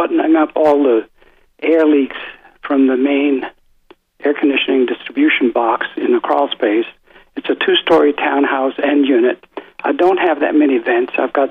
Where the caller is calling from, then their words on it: Raleigh, North Carolina, United States; Hi, Tim and Dave. … from North Raleigh.